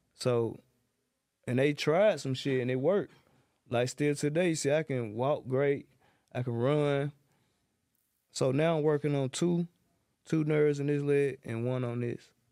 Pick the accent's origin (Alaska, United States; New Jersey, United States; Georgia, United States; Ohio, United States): Georgia, United States; Atlanta; I'm from John Brown South, Zone three